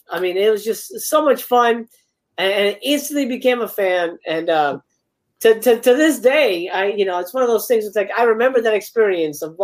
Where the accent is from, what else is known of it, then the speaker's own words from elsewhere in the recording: Miami, Florida, United States; now in Los Angeles, United States; I grew up in Miami